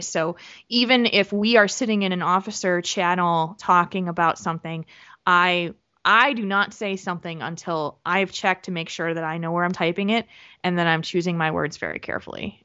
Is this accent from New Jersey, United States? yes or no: yes; New Jersey, United States; now in Middleton, United States; where I grew up in New Jersey